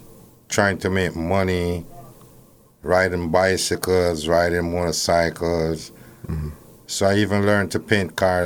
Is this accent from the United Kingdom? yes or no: no; Kingston, Jamaica; I grew up in Vineyard Town